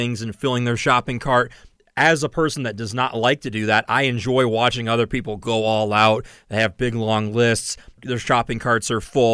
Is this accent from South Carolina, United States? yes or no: no; Saline, Michigan, United States; My childhood mall growing up in Saline, Michigan was Briarwood Mall in Ann Arbor.